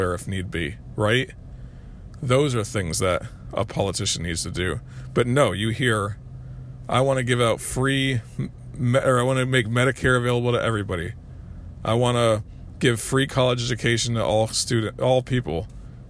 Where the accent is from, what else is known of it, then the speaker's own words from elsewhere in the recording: United States; as American people